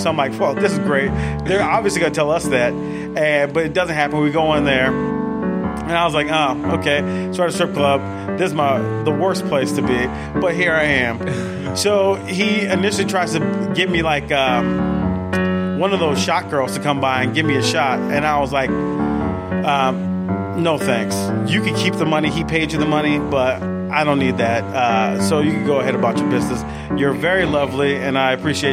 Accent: New Orleans, Louisiana, United States; now in Atlanta, United States; I'm from New Orleans

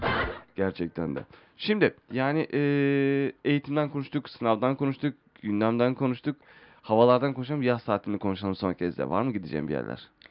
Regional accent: Istanbul, Turkey; doğduğum yer İstanbul

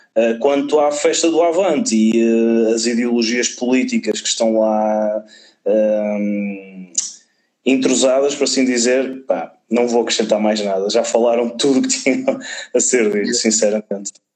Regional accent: Vila Nova de Gaia, Norte, Portugal; also born or lived in Lisbon; eu sou daqui de Gaia.

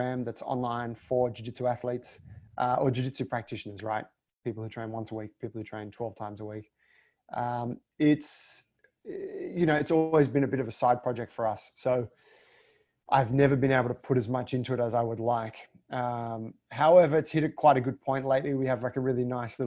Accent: Australia; being Australian

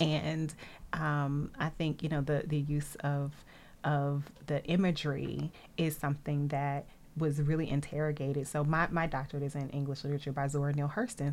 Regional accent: Nashville, Tennessee, United States; I grew up in a landlocked area. I'm from Nashville.

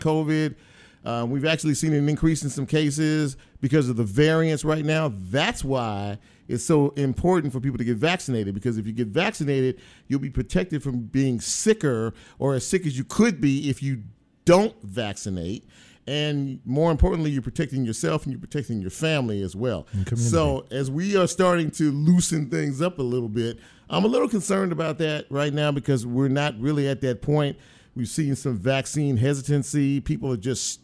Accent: Los Angeles, California, United States; also born or lived in Mississippi; now in Memphis, United States; I was born in South Central. Mm-hmm. I grew up in South Central

